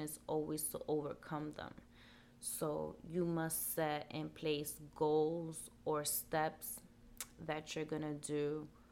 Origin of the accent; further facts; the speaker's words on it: New York City, New York, United States; I'm from New York and it's pretty cold. Out here in the Bronx, we say it's brick.